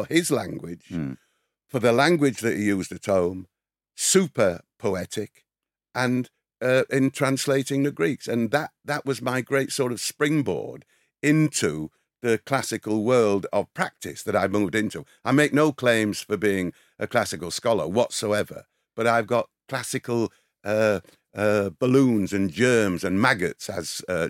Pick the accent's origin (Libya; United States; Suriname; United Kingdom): United Kingdom; England; born there; There is a lot in this wonder, and it is the happy accident of being born English first, British, with our English language